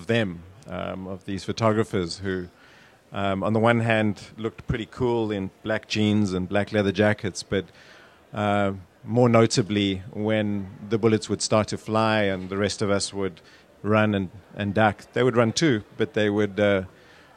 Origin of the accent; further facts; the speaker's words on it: South Africa; I grew up in South Africa